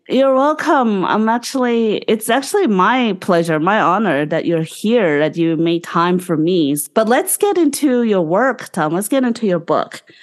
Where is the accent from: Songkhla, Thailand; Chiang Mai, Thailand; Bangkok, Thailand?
Bangkok, Thailand; moved away; he's in Bangkok, in which is my hometown